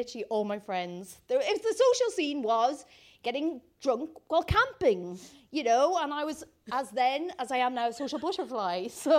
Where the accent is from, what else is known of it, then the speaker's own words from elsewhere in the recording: Ireland; So I grew up in the Irish countryside.